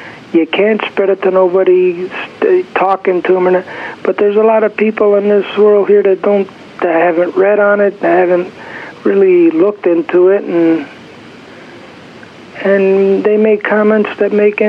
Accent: Chicago, Illinois, United States; now in San Francisco, United States; Chicago, Illinois.

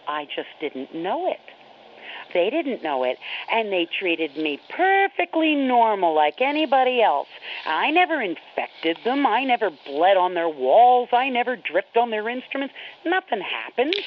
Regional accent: New York, United States; moved away; also born or lived in Florida; growing up in New York State

